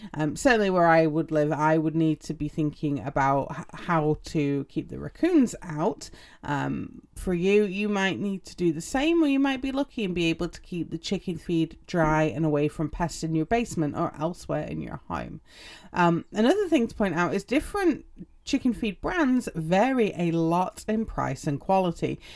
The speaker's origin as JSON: {"language": "English", "region": "England", "country": "United Kingdom", "also_born_or_lived": "Utah", "moved": "yes", "said": "I'm English."}